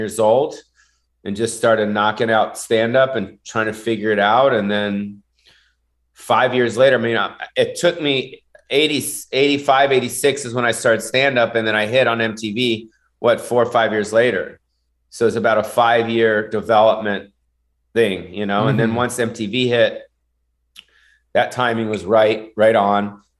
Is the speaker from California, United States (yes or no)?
yes; West Hollywood, California, United States; I grew up on the Sunset Strip.